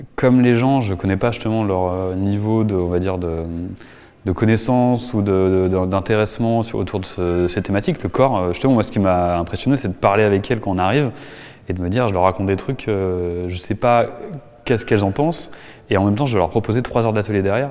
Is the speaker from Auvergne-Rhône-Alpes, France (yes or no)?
yes; Annecy, Auvergne-Rhône-Alpes, France; now in Paris, France; je suis né du coup à Annecy en 87